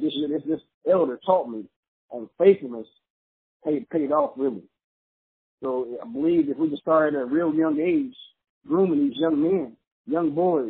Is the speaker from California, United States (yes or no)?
yes; Los Angeles, California, United States; Coming from a small church growing up in Los Angeles, California